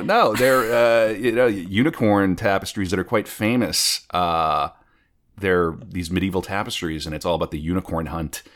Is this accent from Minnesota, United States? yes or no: no; North Dakota, United States; moved away; I'm originally from North Dakota